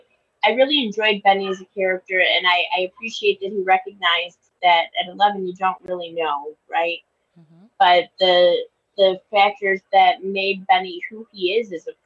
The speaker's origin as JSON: {"language": "English", "area": "Tuscarora Reserve", "region": "New York", "country": "United States", "tie": "born or raised there", "also_born_or_lived": "Akwesasne, New York", "said": "I grew up on reserve to start my life, but it wasn't my reserve. So I am a member of the St. Regis Mohawk. My reserve is Akwesasne. It's near Hogansburg, New York. but I grew up on the Tuscarora Reserve, which is still part of the Haudenosaunee."}